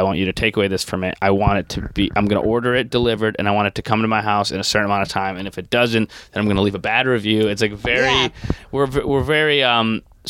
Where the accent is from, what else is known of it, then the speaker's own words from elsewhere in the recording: Niagara Falls, New York, United States; now in Florida, United States; because I grew up in Niagara Falls, so pretty close to the Canadian border.